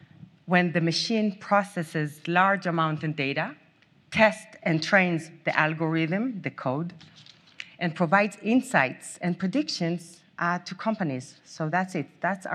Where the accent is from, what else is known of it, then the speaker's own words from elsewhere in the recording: Southern District, Israel; English is a second language; also born or lived in Berkeley / Boulder; now in United States; So first, I have a very strong accent, but I was born in Berkeley, California, and lived half of my life in Israel and half of my life here in the US. I grew up as a kid in the Israeli desert, but also here in Boulder, Colorado.